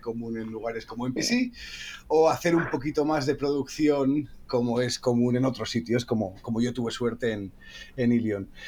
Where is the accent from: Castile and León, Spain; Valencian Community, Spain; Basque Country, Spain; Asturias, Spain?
Asturias, Spain; somos los dos asturianos